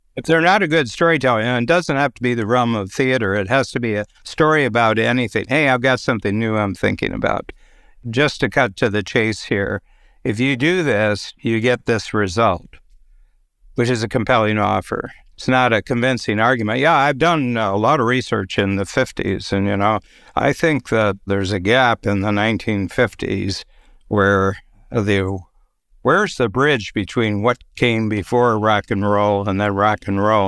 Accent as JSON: {"language": "English", "town": "Norwalk", "region": "Ohio", "country": "United States", "tie": "born or raised there", "moved": "yes", "lives_now": "Toronto, Canada", "said": "in my hometown in Ohio, Little Norwalk, Ohio"}